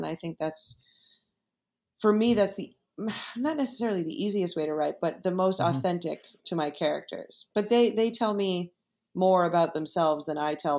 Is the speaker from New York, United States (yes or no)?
yes; New York, United States; it's also in New York and I'm a New Yorker and I know all the streets that he's talking about